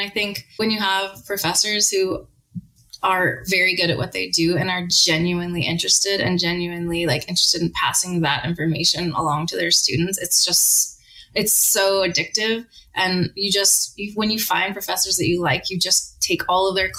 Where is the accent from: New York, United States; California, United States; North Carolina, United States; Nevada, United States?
Nevada, United States; Las Vegas; moved away as an adult; also born or lived in Oregon / England; I grew up in Las Vegas